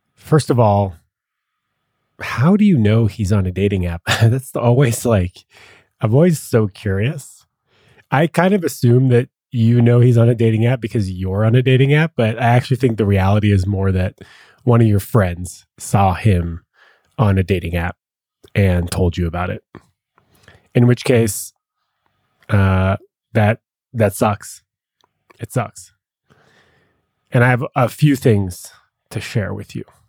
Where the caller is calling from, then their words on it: Massachusetts, United States; I'm calling from Massachusetts